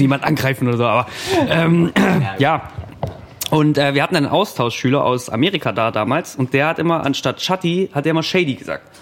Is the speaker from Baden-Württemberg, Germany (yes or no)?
yes; Ravensburg, Baden-Württemberg, Germany; bei uns in Ravensburg